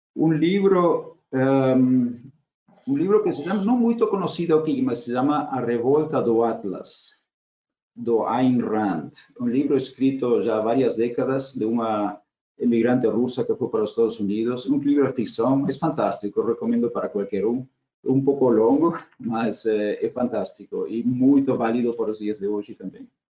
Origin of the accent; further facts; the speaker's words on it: Argentina; Portuguese is a second language; moved away as an adult; also born or lived in Germany; now in Brazil; eu sou eu sou nascido argentina de cidadania alemã, assim, tenho dupla cidadania, família alemã